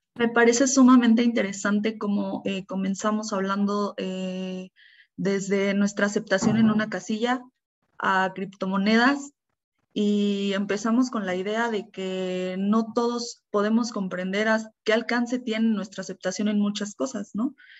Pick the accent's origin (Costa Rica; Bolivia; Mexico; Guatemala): Mexico; como mexicanos